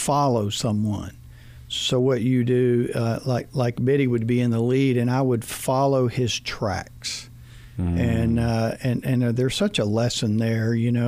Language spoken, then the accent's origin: English; South Georgia, United States; moved away; I'm from South Georgia, man. There's no mountain there other than an anthill